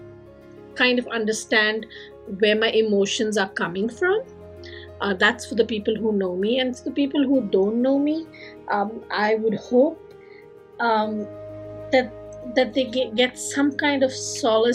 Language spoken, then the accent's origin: English; India; moved away; staying connected with my home country